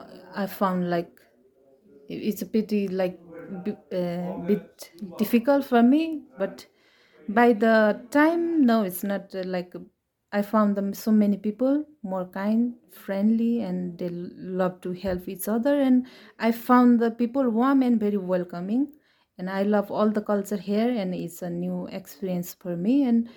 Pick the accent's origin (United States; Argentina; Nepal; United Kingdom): Nepal; English is a second language; now in Portugal; I'm now 24 years old, and I'm from Nepal.